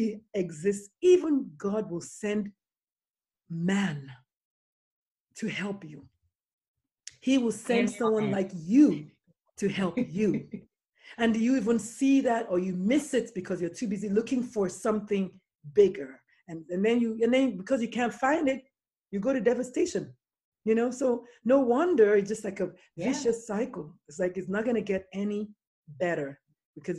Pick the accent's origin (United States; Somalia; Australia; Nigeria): Nigeria; I'm Nigerian, okay, I'm African